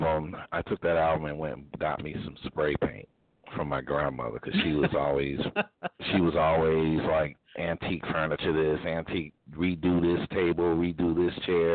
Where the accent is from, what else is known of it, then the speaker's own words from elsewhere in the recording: Hartford, Connecticut, United States; I actually did it in my hometown